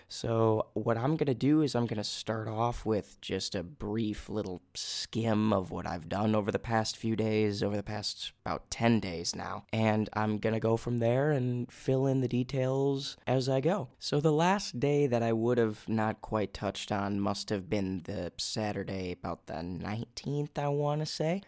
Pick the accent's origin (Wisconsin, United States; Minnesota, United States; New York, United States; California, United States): Minnesota, United States; accent: Minnesotan; moved away as an adult; my accent come out as American, especially Minnesotan